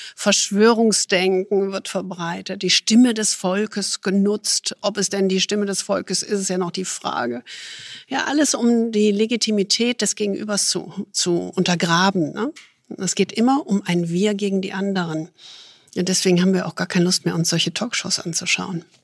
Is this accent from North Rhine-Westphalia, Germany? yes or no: yes; Düsseldorf, North Rhine-Westphalia, Germany; Ich als Düsseldorferin